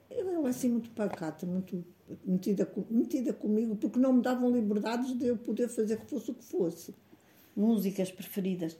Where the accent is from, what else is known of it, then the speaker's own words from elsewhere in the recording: Canas de Senhorim, Viseu, Portugal; also born or lived in Brazil; nasci em Canas Senhorim, uh, a 8 de dezembro de 1931